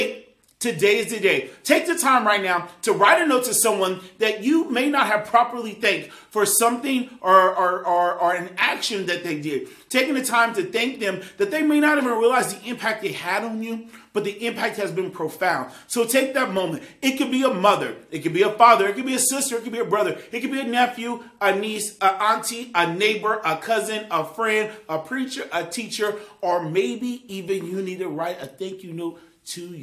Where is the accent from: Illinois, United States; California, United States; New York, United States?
Illinois, United States; Centralia; those of you who are from my hometown of Centralia, Illinois